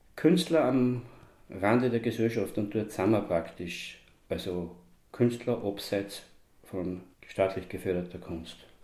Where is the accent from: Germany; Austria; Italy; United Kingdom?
Austria; Magdalenaberg, Kremstal, Upper Austria; Ja, ich bin tatsächlich am Magdaleneberg geboren, also beziehungsweise, äh, fünfhundert Meter da Richtung Kirchdorf, Richtung Remstal. Wirklich ein Magdaleneberger, also auch so, sozusagen daheim geboren